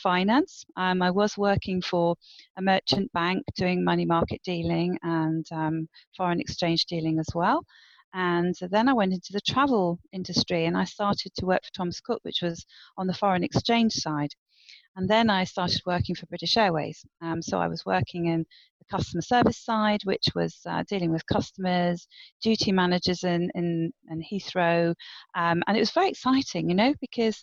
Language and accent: English; Guernsey; moved away as an adult; also born or lived in United Kingdom / Caribbean; I'm from Guernsey, Channel Islands